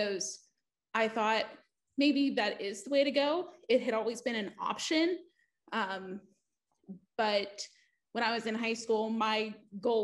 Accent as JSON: {"language": "English", "town": "East Liverpool", "region": "Ohio", "country": "United States", "tie": "born or raised there", "moved": "as an adult", "said": "growing up in East Liverpool"}